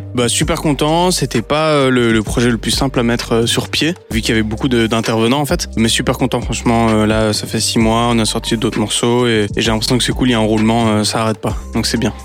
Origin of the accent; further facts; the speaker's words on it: Brussels, Brussels-Capital Region, Belgium; je suis né en Belgique, je suis pas belge, je suis italien, ma mère est espagnole